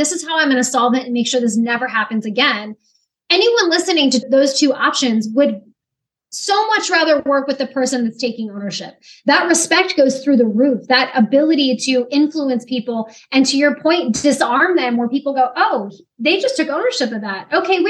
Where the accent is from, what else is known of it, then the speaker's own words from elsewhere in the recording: Pacific Northwest, United States; now in Virginia Beach, United States; So I grew up in the Pacific Northwest. It's absolutely incredible and beautiful out there.